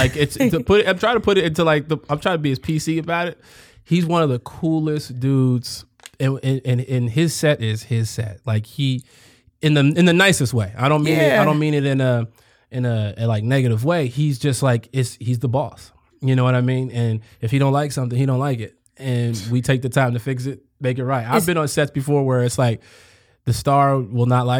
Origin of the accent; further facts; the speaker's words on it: Chicago, Illinois, United States; I grew up in Chicago